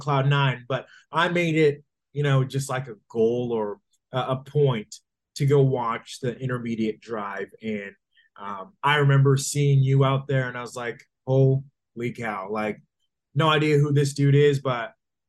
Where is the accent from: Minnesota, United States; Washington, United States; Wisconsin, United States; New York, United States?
Minnesota, United States; now in Texas, United States; Although I'm from Minnesota, they certainly have taken me in as now a Texas resident